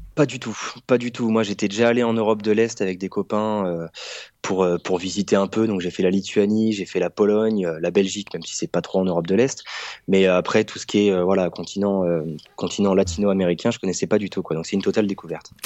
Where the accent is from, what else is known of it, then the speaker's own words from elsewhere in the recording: France; moved away as an adult; now in Mexico; en tant que Français qui est là juste pour